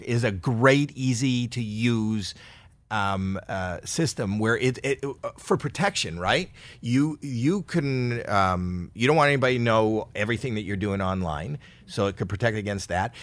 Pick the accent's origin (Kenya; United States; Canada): Canada; I'm Canadian